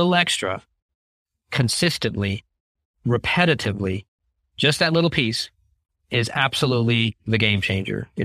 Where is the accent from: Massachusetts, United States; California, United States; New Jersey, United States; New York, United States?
California, United States; California where I grew up and went to college.